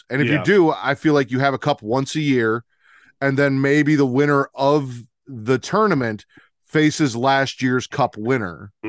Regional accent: Chicago, Illinois, United States; I'm from Chicago.

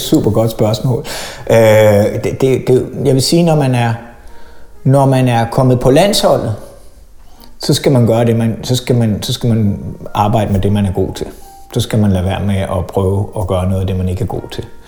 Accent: Lyngby, Capital Region of Denmark, Denmark; also born or lived in Tunisia / Aalborg; boede jeg på Djævløen, indtil jeg var 30

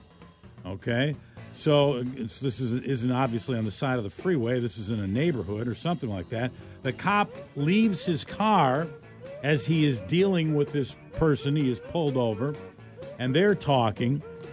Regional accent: Milwaukee, Wisconsin, United States; moved away; the Milwaukee Journal Sentinel webpage yesterday reading the newspaper from my my hometown there

